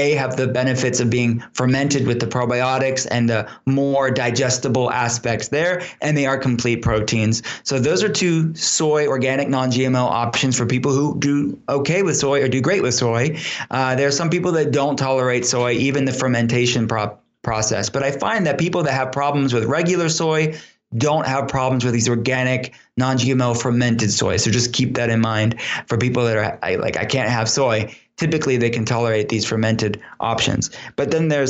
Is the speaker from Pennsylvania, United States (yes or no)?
yes; Pittsburgh, Pennsylvania, United States; I'll be in Pittsburgh, here in my hometown